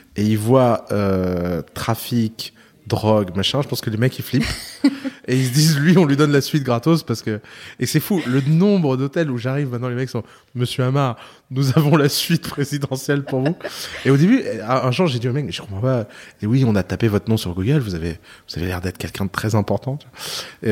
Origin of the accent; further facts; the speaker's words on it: South Lebanon, Lebanon; je viens du sud de Liban